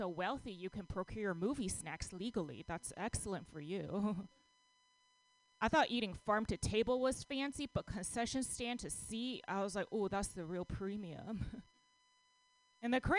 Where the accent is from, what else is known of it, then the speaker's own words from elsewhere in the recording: Texas, United States; now in San Francisco, United States; I grew up in Texas